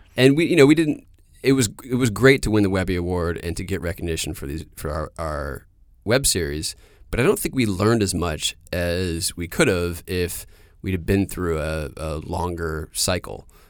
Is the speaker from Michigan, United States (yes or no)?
no; Durham, North Carolina, United States; moved away; also born or lived in New York; I grew up in Durham, North Carolina